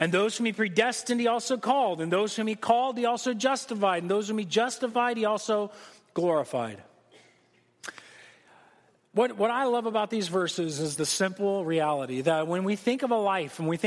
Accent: United States; As an American

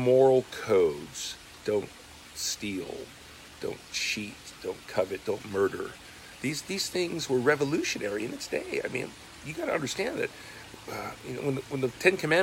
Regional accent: United States; also born or lived in Ojai, California; I was born in America. My parents came here as immigrants, like many people. I'm born here

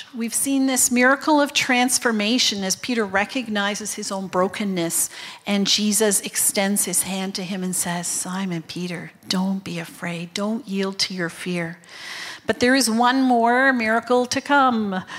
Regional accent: Japan; born there; I'm a third generation missionary kid. I was born in Japan.

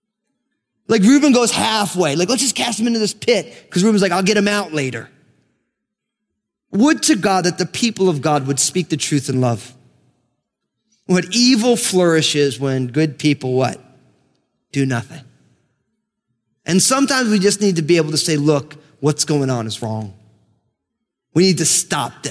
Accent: New Jersey, United States; I grew up in New Jersey, and my family came out of Brooklyn

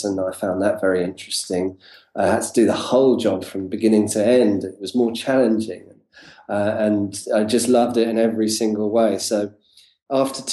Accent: London, United Kingdom; I'm from talking from London, UK, and this is where I'm from.

